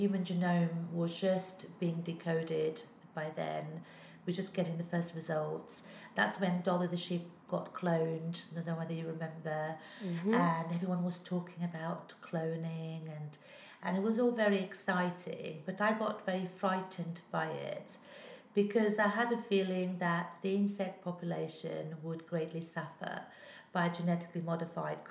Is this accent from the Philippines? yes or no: no; Portugal; moved away; I was brought up in Portugal where we were taught to interpret our dreams.